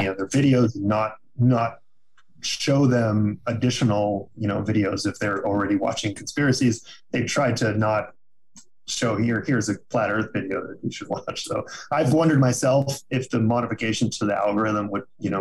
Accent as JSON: {"language": "English", "town": "Dallas", "region": "Texas", "country": "United States", "said": "I'm from Dallas"}